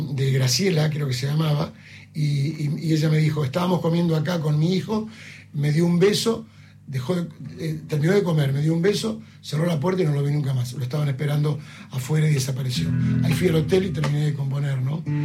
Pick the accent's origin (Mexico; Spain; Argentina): Argentina; Cañada; born or raised there; moved away as an adult; now in Buenos Aires, Argentina